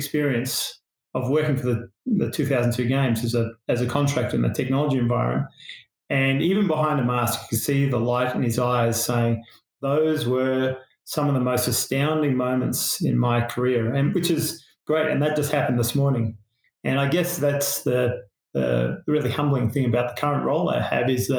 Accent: Australia; accent: Australian; moved away as an adult; now in Salt Lake City, United States; I'm Australian, and we try to go back once a year to see family and friends

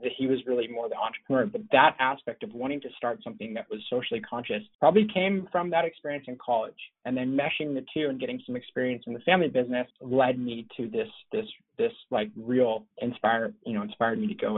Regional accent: Los Angeles, California, United States; My dad was an importer of eyewear for like 40 years. So growing up

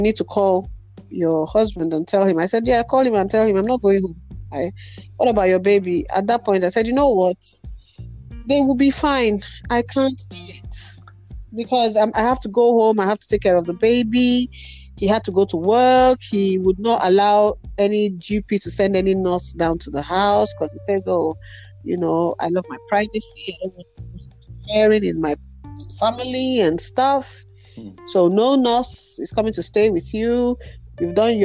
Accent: Nigeria; moved away; I grew up in Nigeria where beating is a norm

